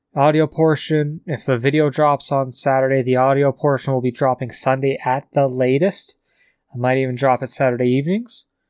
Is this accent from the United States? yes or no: no; Calgary, Alberta, Canada; from Calgary